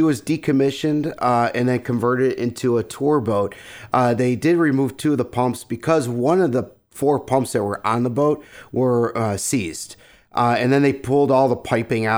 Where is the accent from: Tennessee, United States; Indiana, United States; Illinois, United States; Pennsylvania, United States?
Illinois, United States; Evergreen Park; also born or lived in Lemont, Illinois; I grew up right here in Evergreen Park.